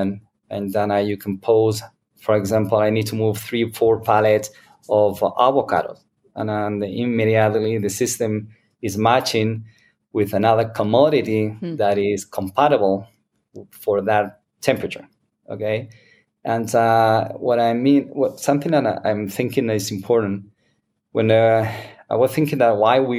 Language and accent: English; Spain; English is a second language; now in United States; I'm original from Spain